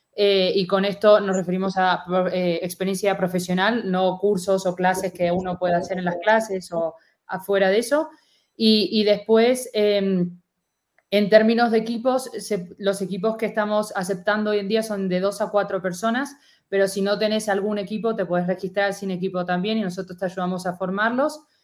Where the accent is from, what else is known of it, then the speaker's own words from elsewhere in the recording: Argentina; accent: Argentine; moved away; como se podrán dar un poco cuenta por mi acento, soy argentina